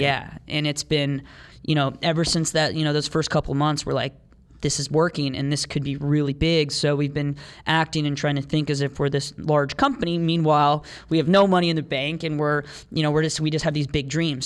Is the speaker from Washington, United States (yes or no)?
no; Oakwood, Ohio, United States; also born or lived in Columbus, Ohio; Dayton, where we're from. Um, we grew up in Oakwood